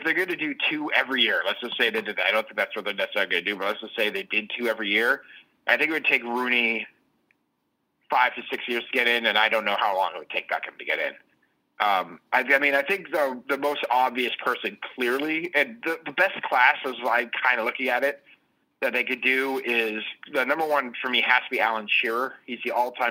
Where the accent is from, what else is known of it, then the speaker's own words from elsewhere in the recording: Massachusetts, United States; I'm from Massachusetts